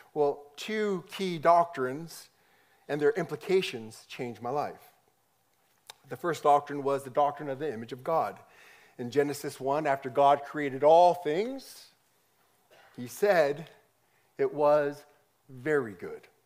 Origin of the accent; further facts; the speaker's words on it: United States; growing up in America, I was a, I was a minority and majority white culture